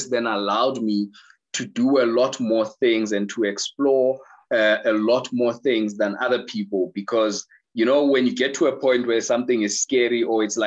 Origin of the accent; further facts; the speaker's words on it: Soweto, Gauteng, South Africa; I was born in Soweto.